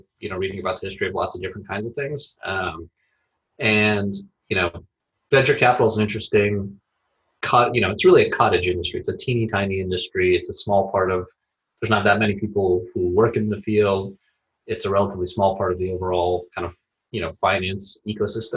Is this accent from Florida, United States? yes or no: yes; Tampa, Florida, United States; moved away as an adult; also born or lived in Philadelphia; I grew up in Tampa, Florida, born and raised there